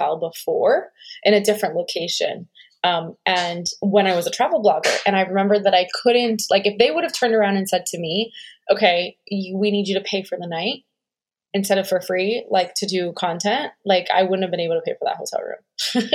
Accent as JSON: {"language": "English", "region": "New Jersey", "country": "United States", "tie": "born or raised there", "also_born_or_lived": "New York", "said": "I grew up in Jersey"}